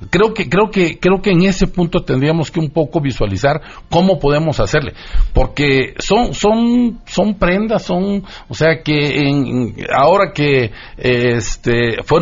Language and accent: Spanish; Isthmus of Tehuantepec, Oaxaca, Mexico; yo soy de Oaxaca, soy hablante zapoteco, yo hablo zapoteco de Istmo de Tehuantepec, de la planicie costera, de, Oaxaca. Este, soy indígena, por supuesto